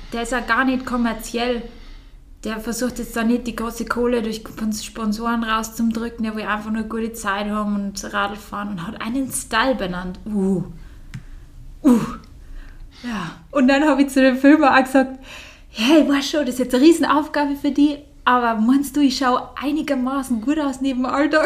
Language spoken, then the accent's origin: German; Bavaria, Germany; hier in Bayern auf der Welt, also so aufgewachsen zu sein.